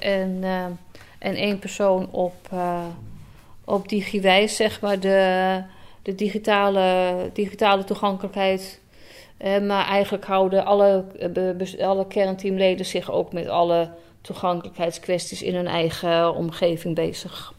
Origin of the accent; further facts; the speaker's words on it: Alkmaar, North Holland, Netherlands; also born or lived in Enkhuizen / Heerhugowaard / Schermerhorn; was geboren en getogen in Alkmaar